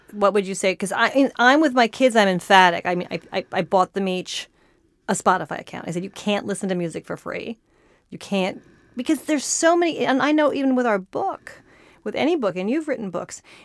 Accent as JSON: {"language": "English", "town": "Santa Barbara", "region": "California", "country": "United States", "tie": "born or raised there", "said": "I grew up in Santa Barbara"}